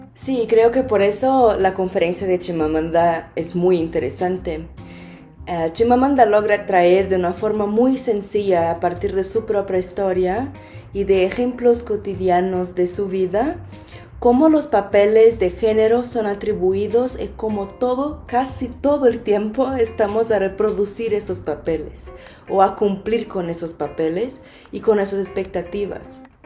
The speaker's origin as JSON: {"language": "Spanish", "country": "Brazil", "also_born_or_lived": "Coimbra, Portugal", "moved": "yes", "said": "vengo de Brasil"}